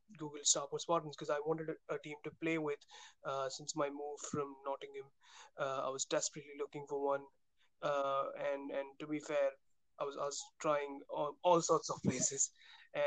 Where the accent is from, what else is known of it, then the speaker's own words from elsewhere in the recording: Mumbai, Maharashtra, India; moved away; I was born in Mumbai